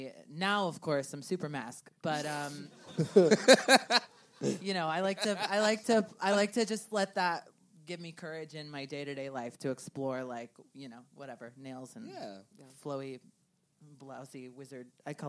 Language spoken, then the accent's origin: English; the South, United States; now in Chicago, United States; I grew up in the South